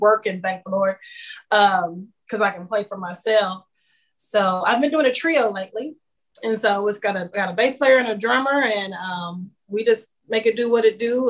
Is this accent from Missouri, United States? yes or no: no; Kansas City, Kansas, United States; moved away as an adult; now in Nashville, United States; I'm from Kansas City, Kansas originally